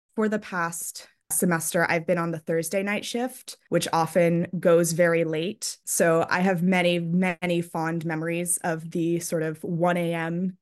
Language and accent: English; Newtown, Pennsylvania, United States; I'm from Newtown, Pennsylvania